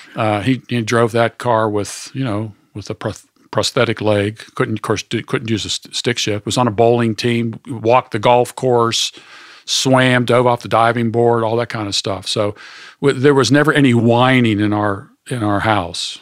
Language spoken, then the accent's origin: English; Pittsburgh, Pennsylvania, United States; moved away as an adult; also born or lived in Kalamazoo, Michigan; grew up in Pittsburgh, Pennsylvania